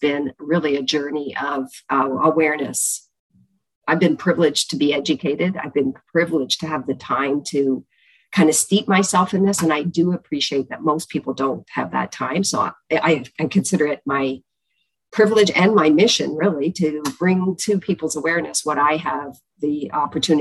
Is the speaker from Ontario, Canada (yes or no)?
yes; Chatham, Ontario, Canada; We are from Chatham, Ontario. I grew up in the southwest of Canada